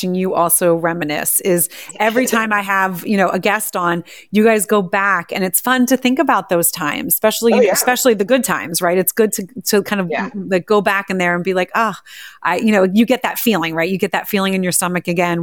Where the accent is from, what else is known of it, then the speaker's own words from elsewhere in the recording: New Jersey, United States; I grew up right outside of Philadelphia in a small town, New Jersey